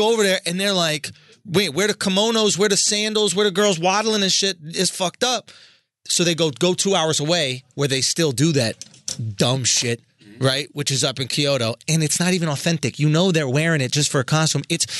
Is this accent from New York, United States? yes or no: yes; New York, United States; as a New Yorker